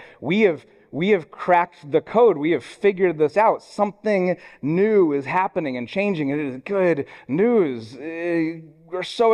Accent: Columbus, Ohio, United States; I grew up in Columbus, Ohio, home of the Ohio State University

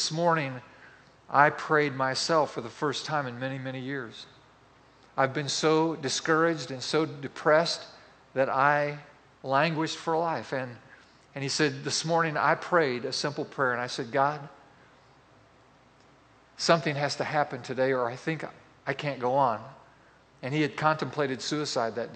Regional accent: Boswell, Indiana, United States; moved away; my hometown, which is Boswell, Indiana

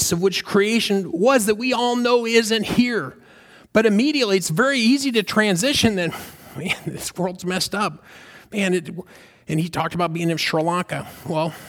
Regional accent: the South, United States; now in Orlando, United States; Where I grew up in the South

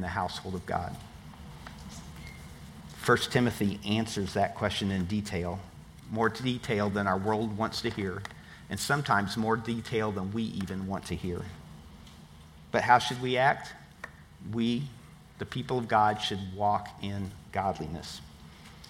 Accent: Tampa, Florida, United States; I'm from Tampa

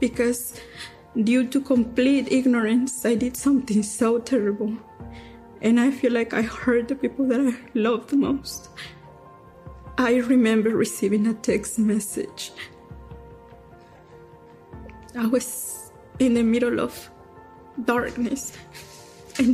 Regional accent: Durango, Mexico; now in United States; I am from Durango, Mexico

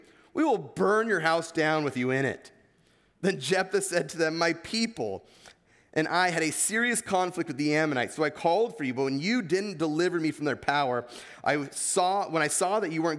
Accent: East Coast, United States; accent: Eastern; It's quarter, not quada, all right? That's my Eastern accent for you guys.

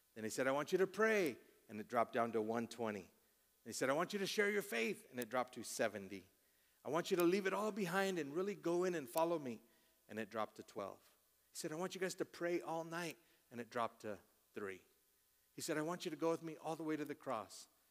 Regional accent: Colorado, United States; I'm born and raised in Colorado

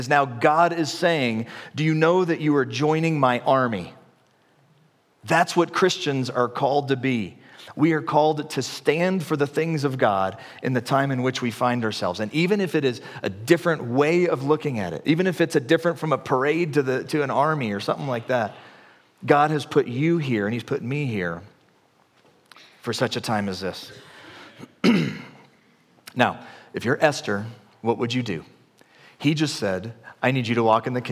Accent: the Bible Belt, the South, United States; I grew up in the Bible Belt in the, like, 80s

